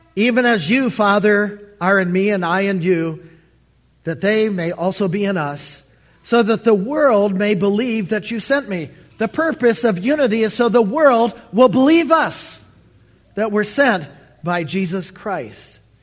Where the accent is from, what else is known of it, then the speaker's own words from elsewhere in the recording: Allen Park, Michigan, United States; moved away as an adult; now in Baltimore, United States; I'm from the Motor City